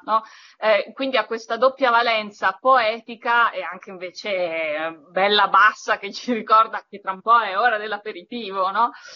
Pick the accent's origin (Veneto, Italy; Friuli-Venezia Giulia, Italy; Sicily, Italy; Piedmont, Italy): Piedmont, Italy; Turin; sono cresciuta a Torino